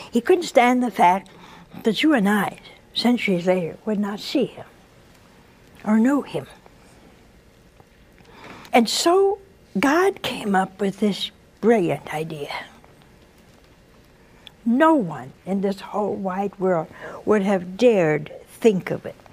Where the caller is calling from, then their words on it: Virginia, United States; I'm from Virginia.